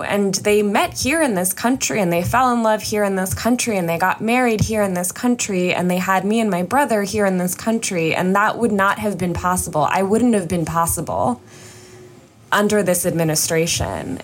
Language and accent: English; suburbs of New York, United States; I was just in eighth grade and I grew up in the suburbs of New York